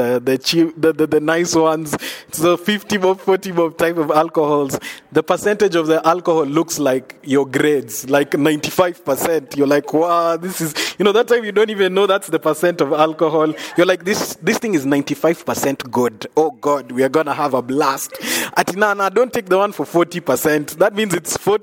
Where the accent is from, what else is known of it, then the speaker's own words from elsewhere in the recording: Nairobi, Kenya; I'm from Nairobi, Kenya. I was coming from Eastlands